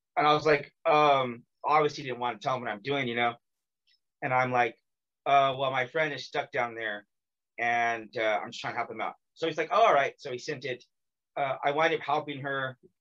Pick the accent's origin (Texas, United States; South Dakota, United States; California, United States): California, United States; now in South Korea; I'm from California.